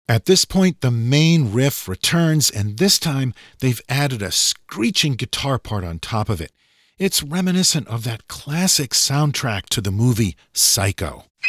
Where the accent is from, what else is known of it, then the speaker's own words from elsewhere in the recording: Massachusetts, United States; also born or lived in New Hampshire; I was born in New Hampshire and grew up in Massachusetts